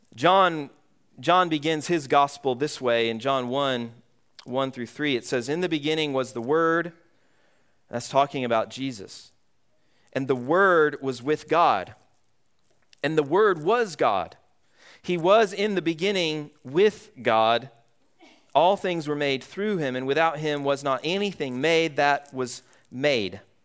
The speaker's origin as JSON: {"language": "English", "town": "Atlanta", "region": "Georgia", "country": "United States", "tie": "born or raised there", "moved": "yes", "lives_now": "Vermont, United States", "said": "Growing up in Georgia, I grew up in, uh, metro Atlanta area."}